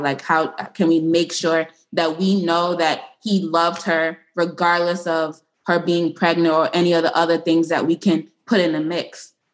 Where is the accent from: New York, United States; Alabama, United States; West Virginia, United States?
New York, United States; New York City; I'm from East New York and I went to high school in Brownsville